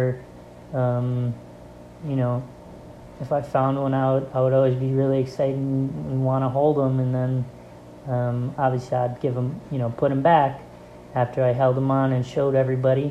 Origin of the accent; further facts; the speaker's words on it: Rochester, New York, United States; I'm a fine arts major in graphic design with a concentration in graphic design, and I'm from Rochester, New York